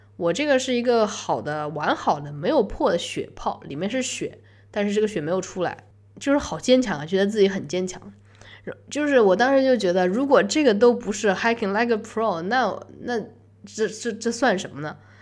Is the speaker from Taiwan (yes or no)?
no; China; 我是中国人